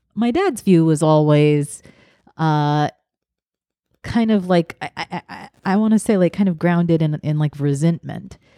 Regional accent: the South, United States; growing up in the South

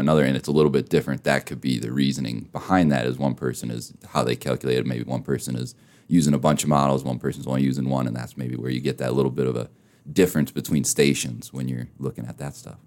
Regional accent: Minnesota, United States; now in Rapid City, United States; I'm from Minnesota originally

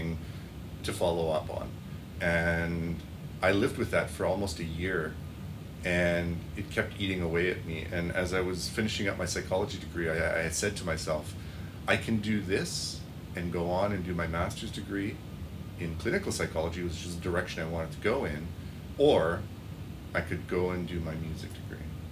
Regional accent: Regina, Saskatchewan, Canada; also born or lived in Germany; I grew up in Regina

